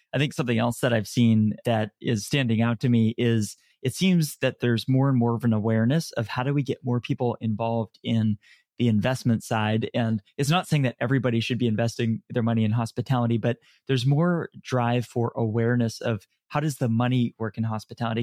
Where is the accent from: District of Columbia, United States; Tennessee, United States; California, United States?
California, United States; San Francisco; also born or lived in Canada / Dublin, Ireland; I was born in Canada, moved to San Francisco when I was very, very young. Grew up here as, when I was young